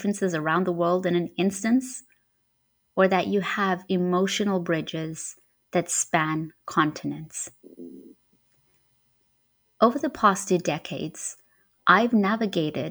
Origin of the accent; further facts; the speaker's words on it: Harare, Zimbabwe; moved away; also born or lived in Marondera; Harare was where I grew up most of my life.